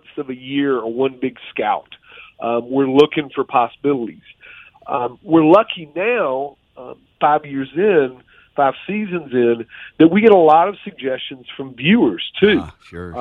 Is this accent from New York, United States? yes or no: no; Clinton, Georgia, United States; I grew up in Georgia, near Macon, a little town called Clinton.